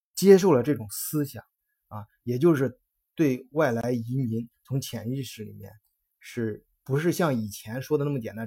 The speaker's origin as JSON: {"language": "Chinese", "country": "China", "said": "我们中国人"}